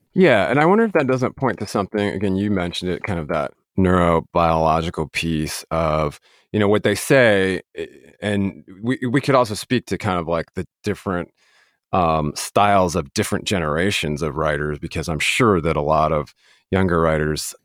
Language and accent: English; Denver, Colorado, United States; I'm actually from Denver, Colorado